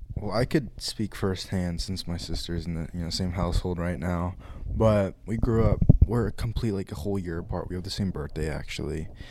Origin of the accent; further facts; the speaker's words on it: California, United States; moved away; when I was growing up in California, like elementary school, I was in um public school.